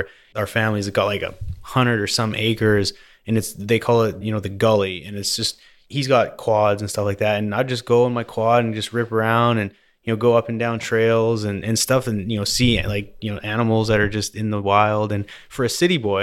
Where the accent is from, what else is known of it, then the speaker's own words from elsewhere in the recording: Vernon, British Columbia, Canada; I grew up in Vernon, BC, which is basically lake country, they call it.